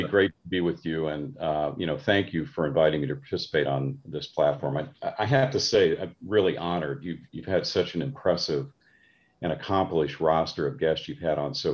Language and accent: English; Midwest, United States; I grew up middle class, Midwestern upbringing.